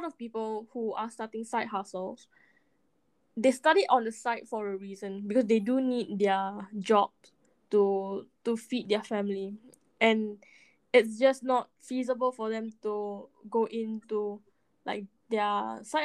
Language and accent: English; Singapore; born and raised in Singapore